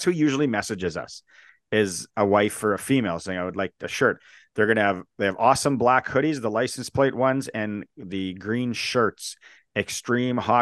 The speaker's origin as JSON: {"language": "English", "town": "Saskatoon", "region": "Saskatchewan", "country": "Canada", "said": "I'm from Saskatoon"}